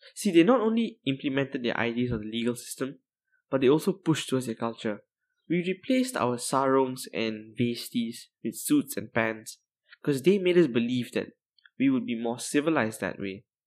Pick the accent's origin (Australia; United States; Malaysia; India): Malaysia; I'm Malaysian